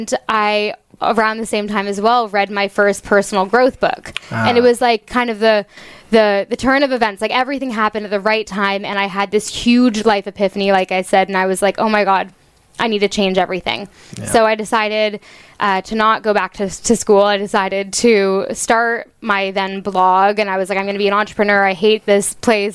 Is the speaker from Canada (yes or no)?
yes; Toronto, Ontario, Canada; moved away as an adult; also born or lived in Halifax; now in United States; I'm from Toronto, so I wanted to go to the farthest university I could in Canada